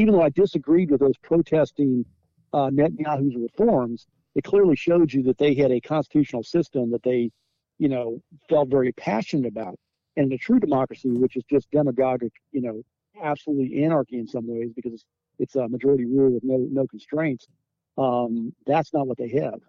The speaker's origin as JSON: {"language": "English", "country": "United States", "said": "an American"}